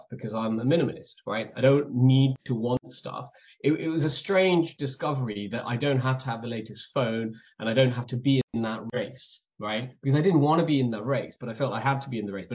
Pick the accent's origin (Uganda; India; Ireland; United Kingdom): India; moved away; growing up in India, we were already minimalist